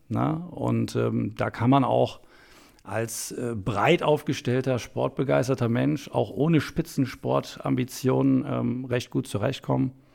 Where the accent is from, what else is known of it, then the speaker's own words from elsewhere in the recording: Soest, North Rhine-Westphalia, Germany; ich komme aus Soest in Westfalen, eine nette Kleinstadt